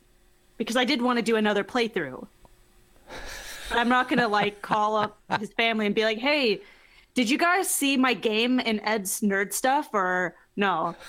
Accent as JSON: {"language": "English", "country": "Philippines", "said": "the girl was Chinese and like I'm Filipino."}